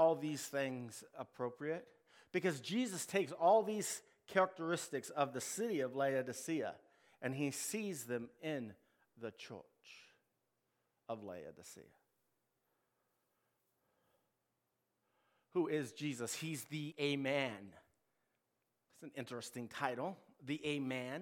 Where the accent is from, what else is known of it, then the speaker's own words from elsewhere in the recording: United States; We, as Americans